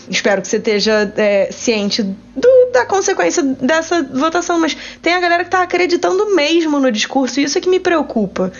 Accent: Rio de Janeiro, Brazil; Eu sou carioca

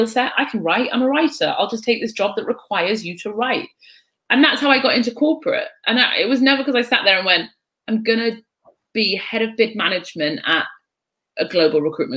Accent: North East England, United Kingdom; also born or lived in Egypt; I had this huge yearning to be on the continent and to be find a heritage that I hadn't been able to access with an Irish mother and a Pakistani stepfather in the northeast of England

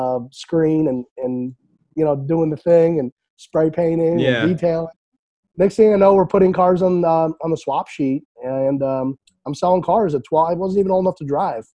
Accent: Syracuse, New York, United States; also born or lived in Europe; I was born in Europe, and I came in this country in 1990 with my sister and my mom and dad. I was 5 years old, and we moved to Syracuse, New York

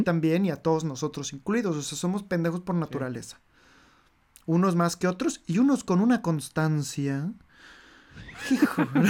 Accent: Mexico City, Mexico; first language Spanish; moved away as an adult; now in Paris, France; yo estuve en México, o sea, soy de México y ahí vivo.

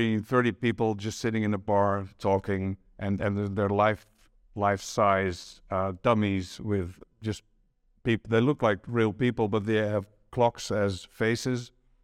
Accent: Amsterdam, North Holland, Netherlands; I grew up near the Stedelijk Museum in Amsterdam. That was just around the corner. My dad took me there from when I was 3 or 4 years old.

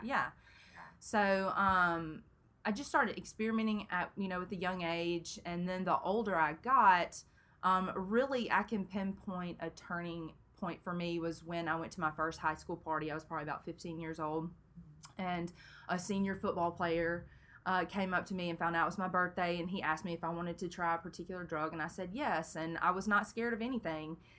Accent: Brandon, Mississippi, United States; also born or lived in Memphis, Tennessee; I grew up in Brandon, Mississippi

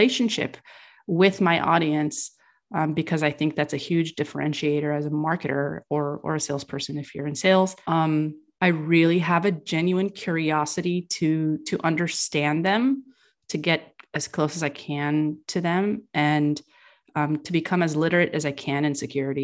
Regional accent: California, United States; I was raised in California

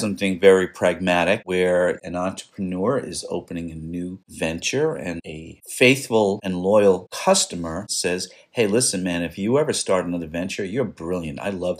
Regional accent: New York City, New York, United States; Billy and I grew up in New York City.

